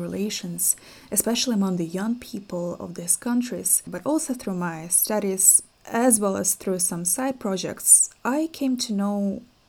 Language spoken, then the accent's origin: English; European Russia, Russia; growing up in Russia, frankly, especially in the European part of Russia where I grew up